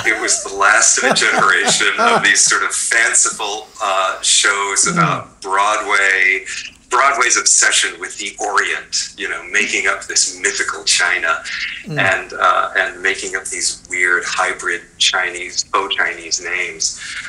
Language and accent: English; Japan; born there; I was born in Japan. My mother was a Japanese national.